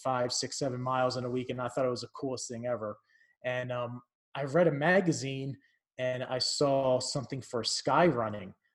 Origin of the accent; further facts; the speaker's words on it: New Jersey, United States; moved away as an adult; also born or lived in upstate New York / Arizona; now in Los Angeles, United States; I'm from Jersey, South Jersey, and I left pretty much when I was 18 to college in upstate New York